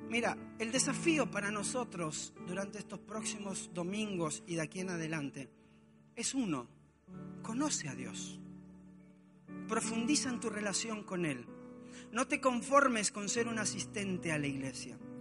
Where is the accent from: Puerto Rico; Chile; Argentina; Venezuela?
Argentina; moved away as an adult; also born or lived in Mexico; mi casa en Argentina. Llevaba tres años y medio sin ver a mi familia